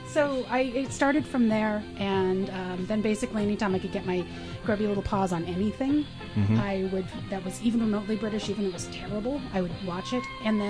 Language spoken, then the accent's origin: English; San Francisco, California, United States; now in Portland, United States; I was born here in Portland, but I grew up in San Francisco.